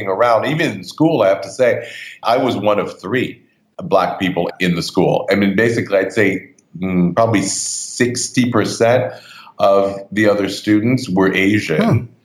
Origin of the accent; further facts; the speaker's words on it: Montreal, Quebec, Canada; moved away as an adult; now in New York, United States; I grew up in Canada, in Montreal more specifically